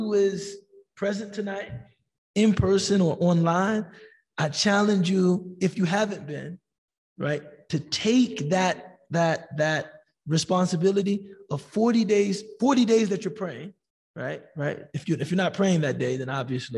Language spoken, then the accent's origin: English; United States; as American Muslims